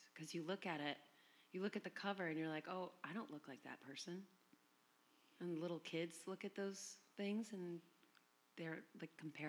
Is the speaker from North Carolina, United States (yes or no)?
yes; Chapel Hill, North Carolina, United States; now in San Francisco, United States; I came from Chapel Hill, North Carolina.